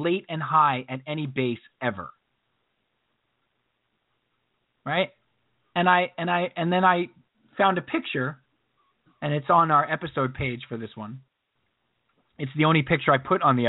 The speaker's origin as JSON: {"language": "English", "area": "Long Island", "region": "New York", "country": "United States", "tie": "born or raised there", "said": "I grew up on Long Island and it was the late 80s, early 90s"}